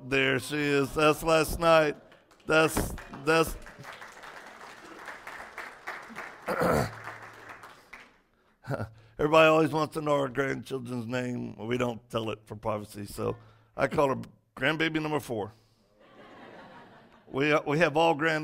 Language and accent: English; Cajun, Louisiana, United States; I'm Cajun